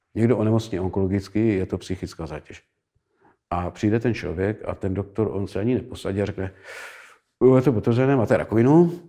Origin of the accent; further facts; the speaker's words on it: Moravia, Czechia; u nás na Moravě